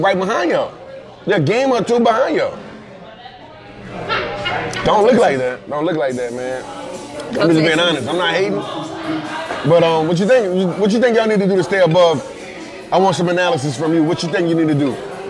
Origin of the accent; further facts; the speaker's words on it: Houston, Texas, United States; I'm from Houston, see your face.